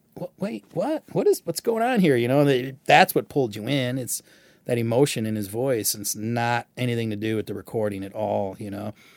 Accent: Michigan, United States; growing up in Michigan

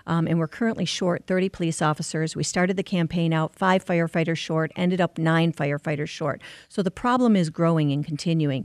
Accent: Livonia, Michigan, United States; born and raised in Livonia

